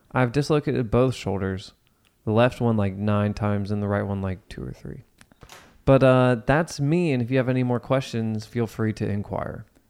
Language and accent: English; Cincinnati, Ohio, United States; I was born and raised in Cincinnati.